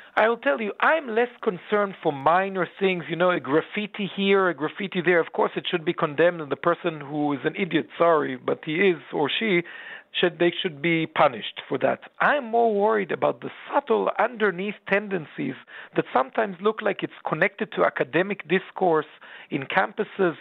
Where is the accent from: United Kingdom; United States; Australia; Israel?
Israel; Jerusalem, Jerusalem District; growing up in Jerusalem